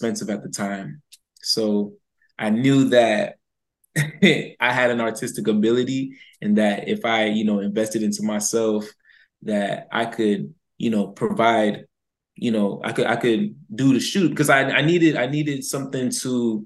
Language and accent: English; West Palm Beach, Florida, United States; I'm from West Palm Beach, Florida